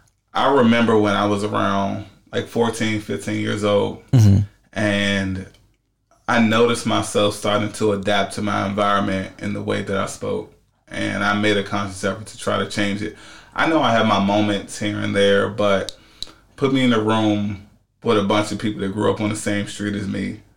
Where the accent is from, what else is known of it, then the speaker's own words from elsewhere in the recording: Washington, District of Columbia, United States; I'm from D.C.